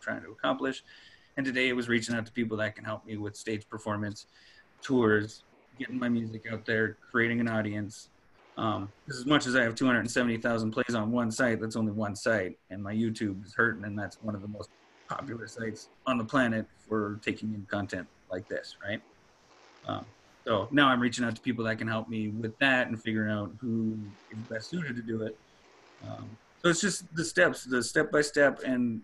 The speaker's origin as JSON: {"language": "English", "town": "Cold Lake", "region": "Alberta", "country": "Canada", "moved": "yes", "said": "I'm actually from Alberta. I'm from Cold Lake"}